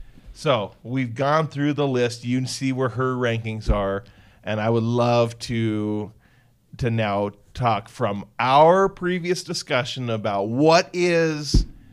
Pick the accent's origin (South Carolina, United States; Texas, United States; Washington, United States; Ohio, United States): Washington, United States; Centralia; Very classy Centralia